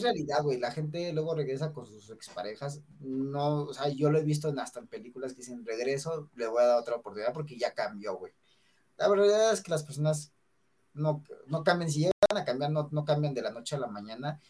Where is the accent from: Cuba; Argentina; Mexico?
Mexico; típico mexicano, bueno, somos típicos mexicanos